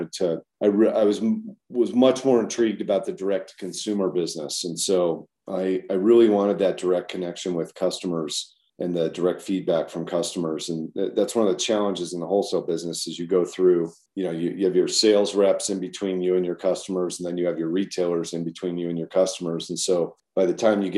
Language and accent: English; Colorado, United States; moved away as an adult; also born or lived in Midwest / Durango, Colorado / Boulder, Colorado; now in Jackson, United States; my mom got a job as a college professor down in Colorado. So I grew up kind of my formative years in Colorado